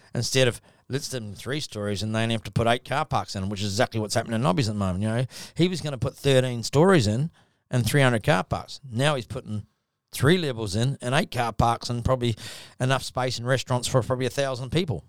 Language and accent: English; New Zealand; now in Gold Coast, Australia; I'm a Kiwi